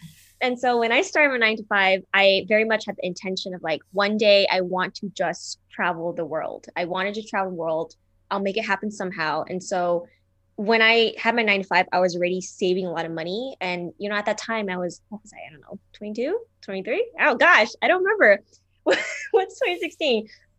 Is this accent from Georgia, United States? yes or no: no; California, United States; also born or lived in Taiwan; I was born in Taiwan. I came to California.